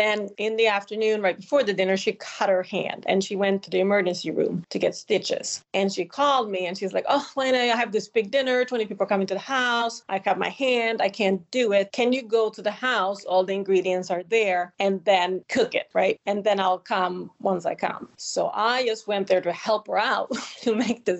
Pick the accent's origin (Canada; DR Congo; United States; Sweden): Sweden; moved away; I grew up in Sweden